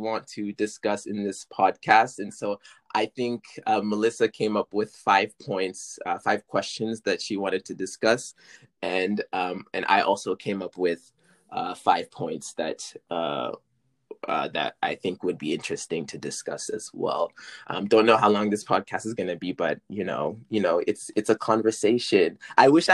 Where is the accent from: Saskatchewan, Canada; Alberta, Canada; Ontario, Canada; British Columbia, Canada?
British Columbia, Canada; also born or lived in Senegal; I originated from Senegal, but we immigrated. That's what I wanted to say. I said me and my family, we immigrated to Canada when I was 3 years old. And so I've been living in British Columbia